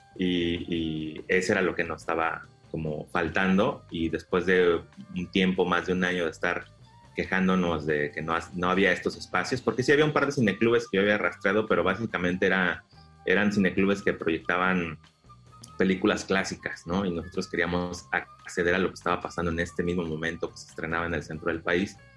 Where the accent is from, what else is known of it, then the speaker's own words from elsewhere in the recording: Mexico City, Mexico; moved away as an adult; now in Quintana Roo, Mexico; nosotros somos eh, originarios de la Ciudad de México, eh, anteriormente el Distrito Federal, o sea, somos chilangos. Nos trasladamos a Quintana Roo hace 11 años